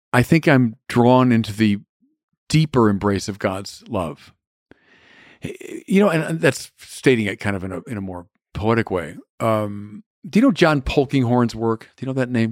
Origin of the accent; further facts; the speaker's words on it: Birmingham, Michigan, United States; growing up in Birmingham, Michigan